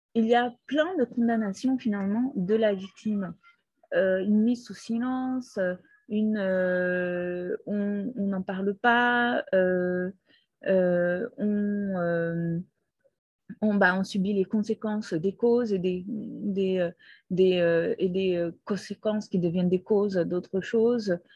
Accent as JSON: {"language": "French", "country": "Brazil", "tie": "born or raised there", "also_born_or_lived": "Peru", "moved": "yes", "said": "je suis née au Brésil. Toute mon enfance était au Brésil"}